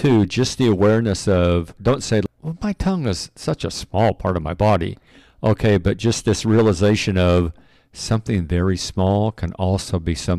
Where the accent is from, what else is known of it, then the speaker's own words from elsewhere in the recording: Pacific Northwest, United States; You know, we came from the Northwest, and there on the West Coast, we're very familiar with forest fires.